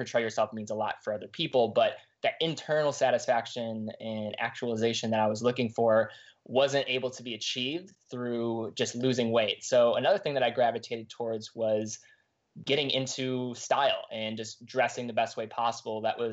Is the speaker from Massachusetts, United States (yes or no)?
no; Cleveland, Ohio, United States; I grew up in Cleveland, Ohio, east side suburbs